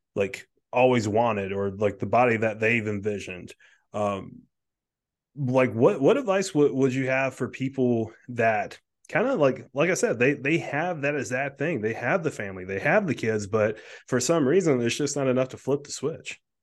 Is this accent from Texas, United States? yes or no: no; South Carolina, United States; now in Delaware, United States; I grew up in South Carolina